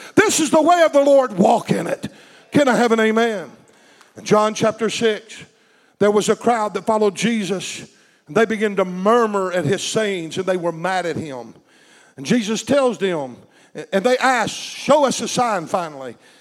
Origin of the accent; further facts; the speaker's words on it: United States; We in America have lived in, a t- lived in a time when being an American made one feel like a Christian automatically